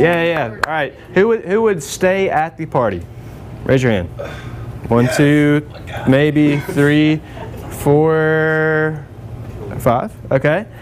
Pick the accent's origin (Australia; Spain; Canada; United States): United States; Alabama; I'm from Alabama, I live 30 minutes from the Roll Tide Stadium